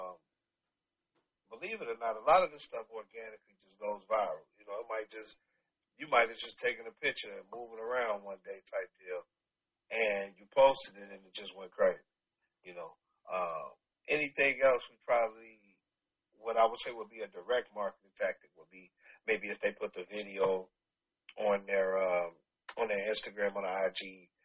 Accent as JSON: {"language": "English", "town": "Chicago", "region": "Illinois", "country": "United States", "said": "I'm from Preston Park. I'm from right before you get to the Hunters. So, from 91st to 95th Street, Preston Park, that's me"}